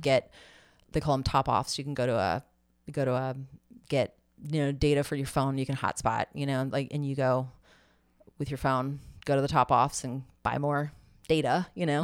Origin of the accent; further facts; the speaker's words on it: Tallahassee, Florida, United States; we're both from Tallahassee